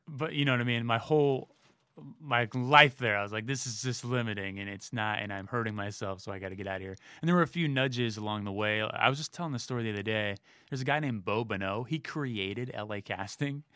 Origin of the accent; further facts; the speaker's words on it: Millbrae, California, United States; moved away; San Francisco Bay Area, Millbrae, town about ten minutes south